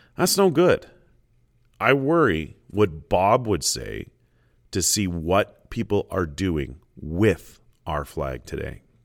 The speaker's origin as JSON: {"language": "English", "country": "Canada", "said": "being Canadian"}